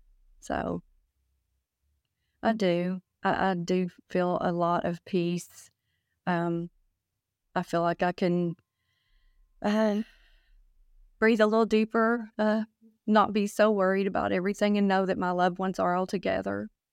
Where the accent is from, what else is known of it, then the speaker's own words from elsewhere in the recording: Oak Ridge, Tennessee, United States; I'm from Oak Ridge, Tennessee.